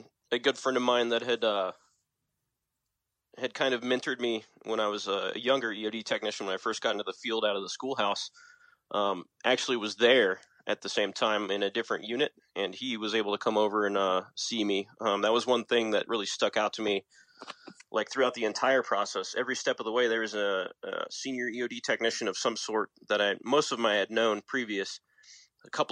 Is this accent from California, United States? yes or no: no; San Antonio, Texas, United States; I'm from San Antonio, Texas